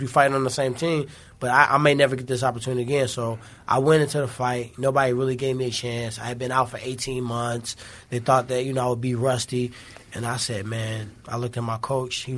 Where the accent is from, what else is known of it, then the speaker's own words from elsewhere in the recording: St. Louis, Missouri, United States; I'm from St. Louis